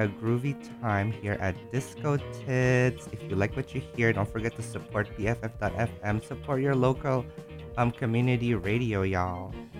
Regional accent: Jakarta, Indonesia; I'm Indonesian. I grew up in Jakarta.

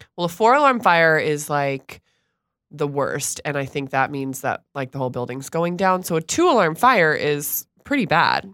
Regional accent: Stuart, Florida, United States; I grew up in Stuart, Florida.

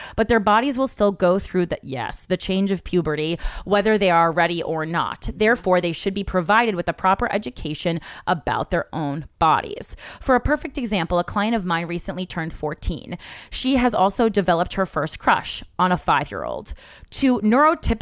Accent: New Jersey, United States; I'm from Jersey, so we usually always hang out at the mall, like Friday nights

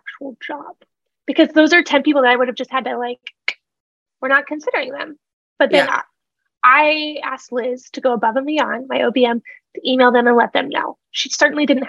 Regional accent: Nebraska, United States; I'm a girl from Nebraska, just running a little business here in Lincoln

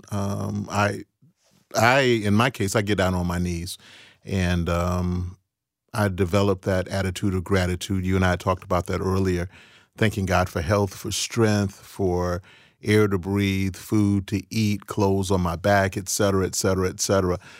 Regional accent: Cleveland, Ohio, United States; also born or lived in Chicago, Illinois; I was born in Chicago, but I grew up in Cleveland

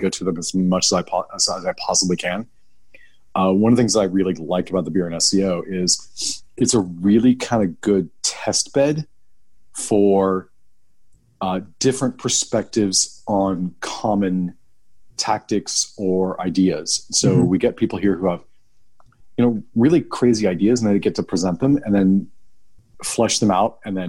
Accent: Sacramento, California, United States; So I grew up in Northern California. I grew up in Sacramento

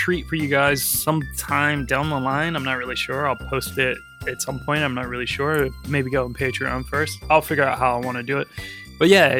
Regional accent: United States; now in London, United Kingdom; I'm the worst American ever

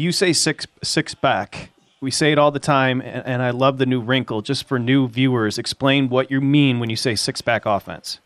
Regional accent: Michigan, United States; growing up in Michigan.

